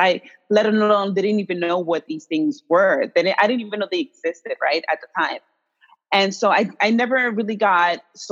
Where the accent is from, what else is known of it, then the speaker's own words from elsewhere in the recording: New York, United States; also born or lived in Dominican Republic / Los Angeles; This is where I was raised in New York. I'm from the Dominican Republic, but I was raised here in New York